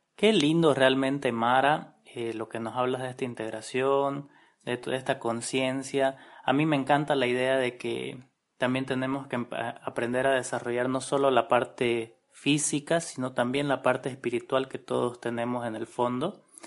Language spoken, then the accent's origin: Spanish; Bolivia; nosotros como bolivianos